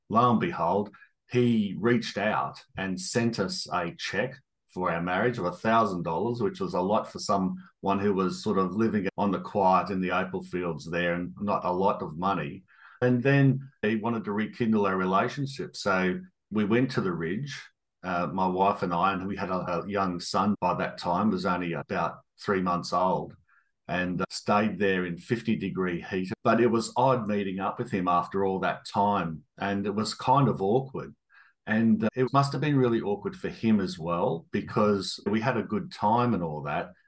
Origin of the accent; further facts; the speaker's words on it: Toowoomba, Queensland, Australia; also born or lived in Darwin; I had a pretty happy childhood growing up in Toowoomba